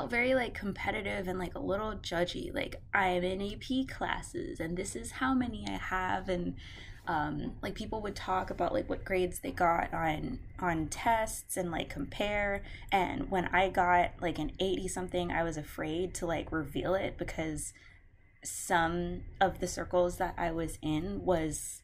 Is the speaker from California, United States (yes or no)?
no; Houston, Texas, United States; born and raised in Houston, love my city.